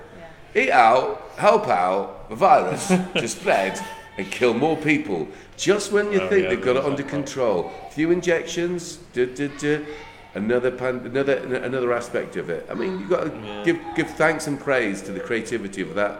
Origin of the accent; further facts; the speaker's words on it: Ireland; I'm Irish